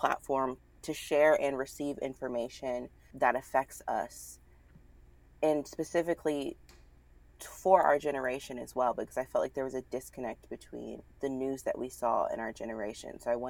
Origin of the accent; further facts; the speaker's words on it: the South, United States; There's just something about growing up in the South, like fight or flight. You either move to the North or you stick it out in the South.